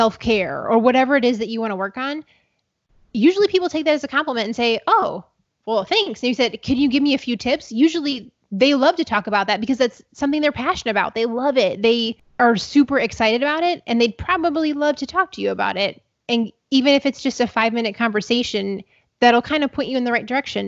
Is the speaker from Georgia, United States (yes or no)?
no; Ohio, United States; where I'm from Ohio